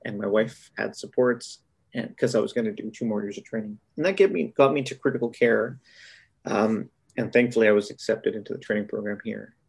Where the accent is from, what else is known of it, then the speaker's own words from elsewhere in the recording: Winnipeg, Manitoba, Canada; also born or lived in Brandon, Manitoba; I'm a Manitoban born and raised.